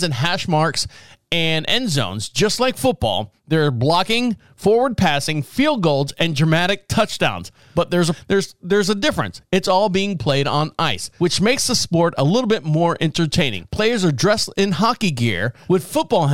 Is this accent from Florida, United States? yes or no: yes; Orlando, Florida, United States; I was born and raised in Orlando